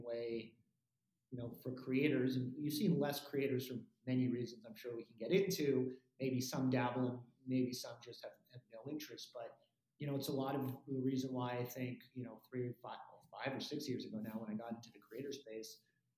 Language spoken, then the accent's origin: English; Los Angeles, California, United States; growing up in Los Angeles and going to the Troubadour